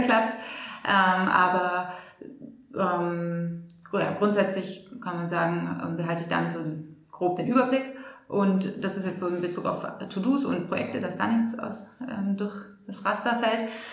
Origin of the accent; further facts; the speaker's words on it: Germany; als Deutsche